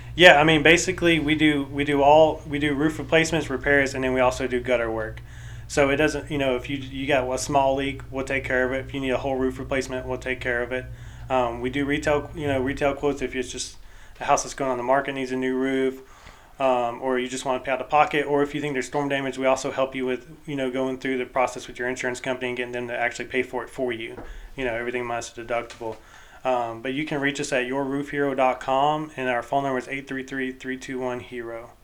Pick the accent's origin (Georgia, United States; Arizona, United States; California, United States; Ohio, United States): Georgia, United States; Fayetteville; I grew up in Fayetteville